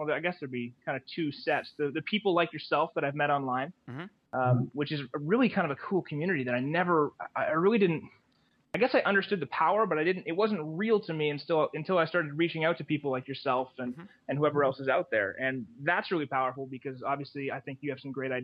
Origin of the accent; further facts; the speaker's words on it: Canada; Being Canadian